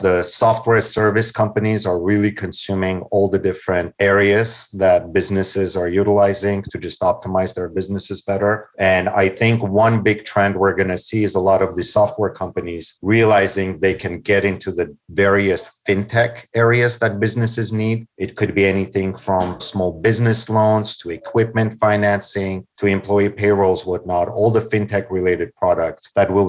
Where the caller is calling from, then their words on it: Los Angeles, California, United States; I'm actually joining from Los Angeles, California.